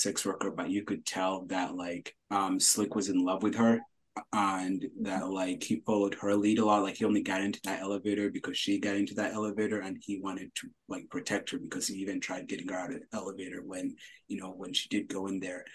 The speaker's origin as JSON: {"language": "English", "country": "United States", "tie": "born or raised there", "also_born_or_lived": "Uganda", "said": "I did grow up here"}